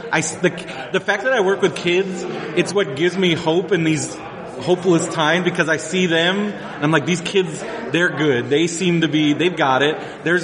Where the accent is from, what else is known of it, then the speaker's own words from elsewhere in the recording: South Carolina, United States; I'm from the South.